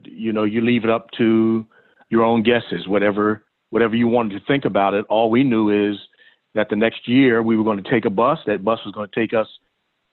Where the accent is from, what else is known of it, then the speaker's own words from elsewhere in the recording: Philadelphia, Pennsylvania, United States; I'm from Philadelphia and West Philadelphia more specifically. Grew up a little tiny street there